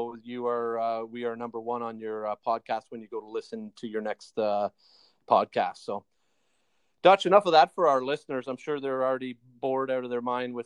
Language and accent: English; Toronto, Ontario, Canada; we're obviously Canadian-based Toronto boys